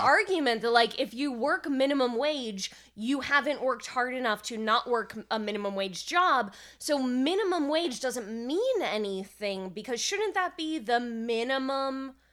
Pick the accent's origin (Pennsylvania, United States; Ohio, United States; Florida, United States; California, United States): California, United States; I'm from California